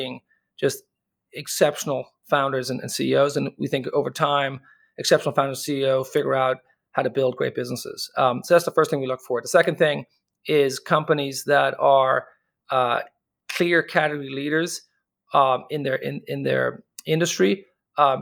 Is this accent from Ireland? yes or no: yes; Dublin, Leinster, Ireland; accent: Irish; moved away as an adult; also born or lived in United States; born and raised in Dublin, but I left